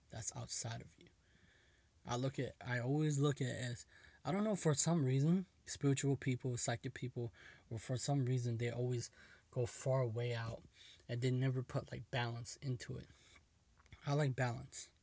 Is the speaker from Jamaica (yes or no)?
no; United States; I was born in America